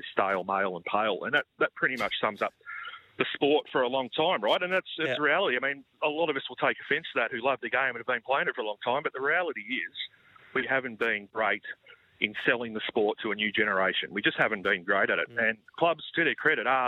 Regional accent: Australia; as an Australian golf fan who's been starved of action for a long time

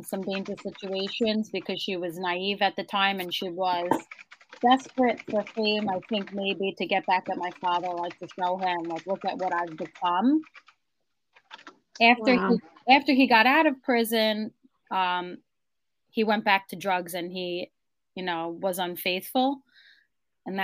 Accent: New York City, New York, United States; I grew up in Howard Beach, Queens, in New York City.

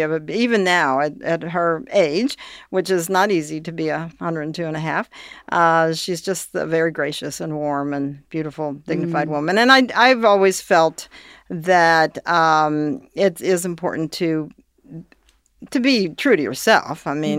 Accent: Northern Kentucky, United States; I grew up in Northern Kentucky. I moved there when I was 2.

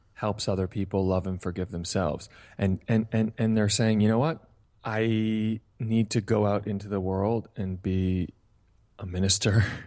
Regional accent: Hingham, Massachusetts, United States; the town I grew up in, Hingham, Massachusetts

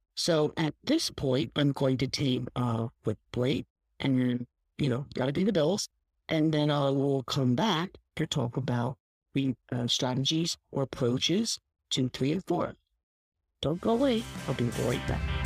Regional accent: Philadelphia, Pennsylvania, United States; I grew up in Philadelphia. I mean, I grew up in a real city

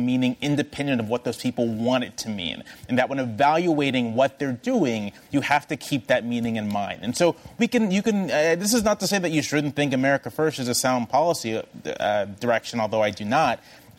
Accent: Southern Virginia, United States; I grew up in Southern Virginia. I grew up in in places where lots of people flew Confederate flags.

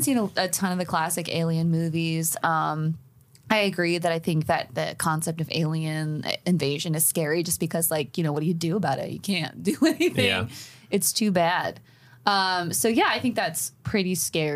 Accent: Appalachia, United States; I am an Appalachian

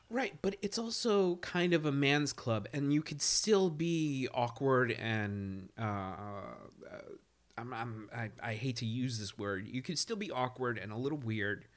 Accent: New York City, New York, United States; I grew up in East New York

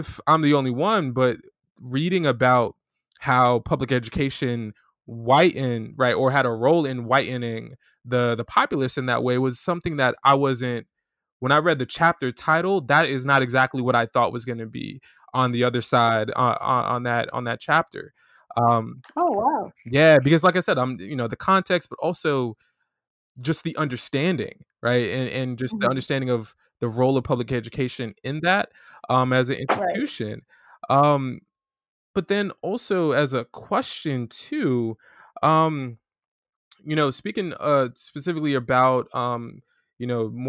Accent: Florida, United States; Because we're both from Florida.

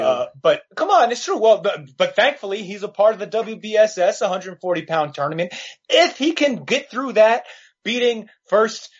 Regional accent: New York City, New York, United States; I'm born and raised in New York, Steve, um, and oh, uh, grew up downtown near NYU

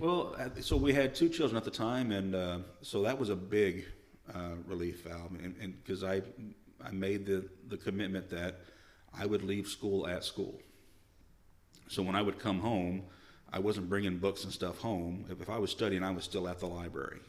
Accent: El Paso, Arkansas, United States; moved away as an adult; also born or lived in Olympia area, Washington; now in Washington, United States; I grew up in Arkansas, we were about an hour from Little Rock

